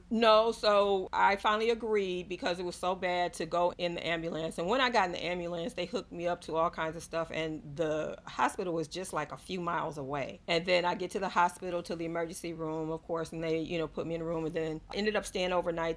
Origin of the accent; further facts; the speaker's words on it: Ohio, United States; also born or lived in Georgia; now in Fairburn, United States; I am originally from Ohio, but I moved to Georgia in 1985